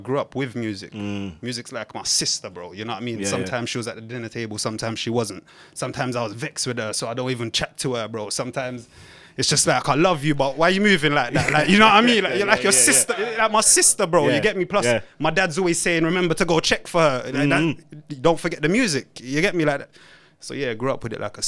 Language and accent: English; London, United Kingdom; also born or lived in St. Elizabeth, Jamaica; I grew up in Waterloo and Blackfriars